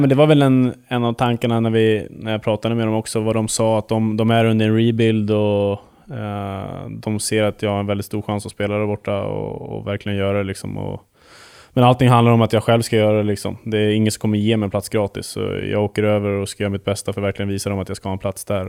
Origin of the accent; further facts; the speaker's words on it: Huddinge, Stockholm County, Sweden; moved away as an adult; also born or lived in Västerås / Mora; jag var hemma i Huddinge första året